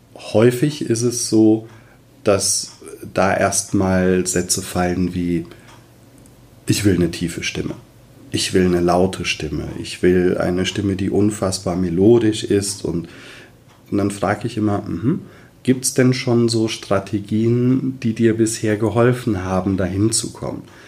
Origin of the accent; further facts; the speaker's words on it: Westerwald, Rhineland-Palatinate, Germany; komme aus dem wunderschönen Westerwald